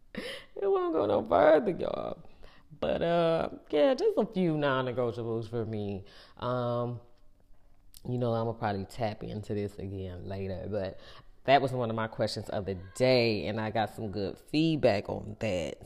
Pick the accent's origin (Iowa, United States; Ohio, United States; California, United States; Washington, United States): Ohio, United States; now in North Carolina, United States; we grew up in Ohio.